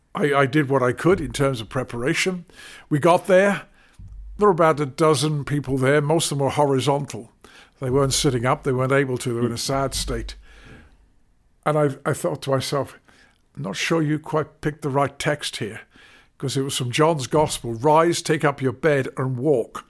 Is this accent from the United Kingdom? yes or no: yes; London, United Kingdom; moved away; also born or lived in Crawley / Derby; I was brought up in North London